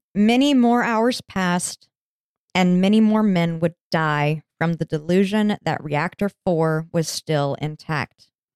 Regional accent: United States; I'm American

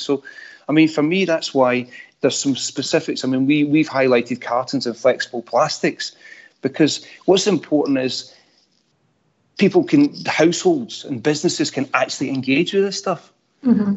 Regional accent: Scotland, United Kingdom; accent: Scottish

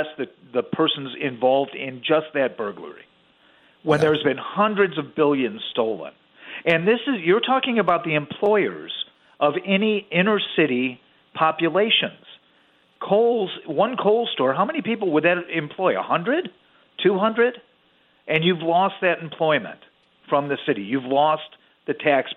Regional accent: Chicago, Illinois, United States; I'm from Chicago

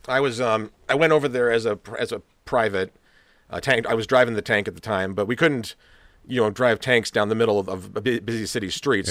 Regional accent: Rochester, New York, United States; moved away; I'd actually grown up in Rochester

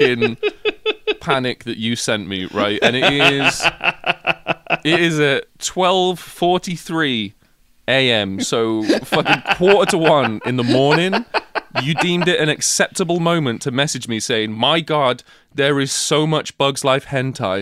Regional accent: United Kingdom; we're British

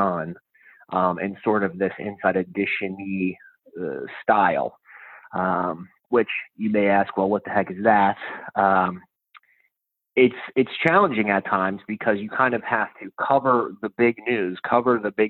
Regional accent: Pittsburgh, Pennsylvania, United States; now in New York, United States

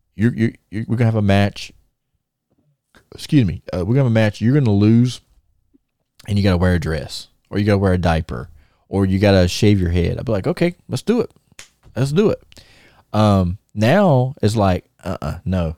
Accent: Thomasville, United States; we're in my hometown

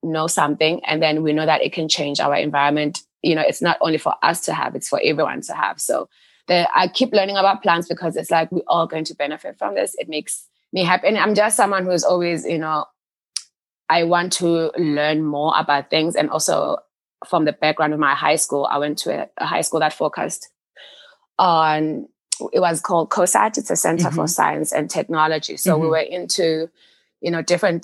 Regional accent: Worcester, Western Cape, South Africa; I grew up in the Western Cape because we were surrounded by farms in Worcester

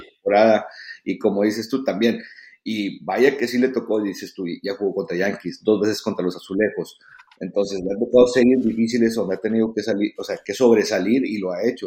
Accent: Mexico; uno como mexicano

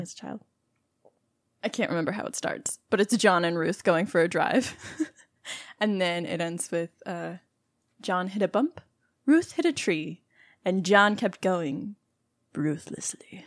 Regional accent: Texas, United States; we're both from Texas

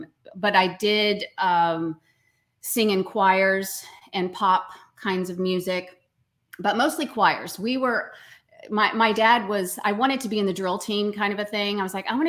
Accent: Tyler, Texas, United States; I was born in Tyler, Texas.

